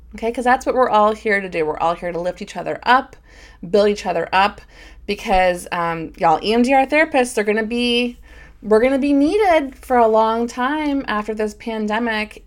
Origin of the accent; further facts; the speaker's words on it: Michigan, United States; we're both from from Michigan